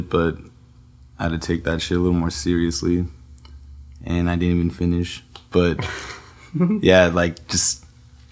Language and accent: English; Salt Lake City, Utah, United States; also born or lived in Bay Area, California; now in Los Angeles, United States; I was born in the Bay Area, but I grew up in Salt Lake City